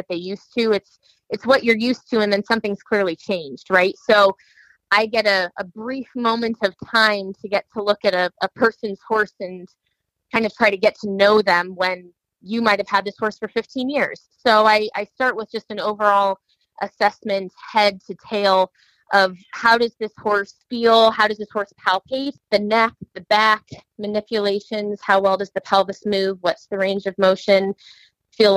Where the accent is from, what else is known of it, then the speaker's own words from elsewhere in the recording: Central Ohio, United States; I was from Central Ohio